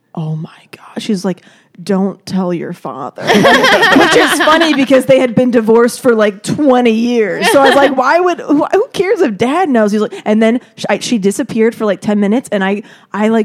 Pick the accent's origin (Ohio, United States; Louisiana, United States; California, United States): California, United States; Simi Valley; I'm from Simi Valley in California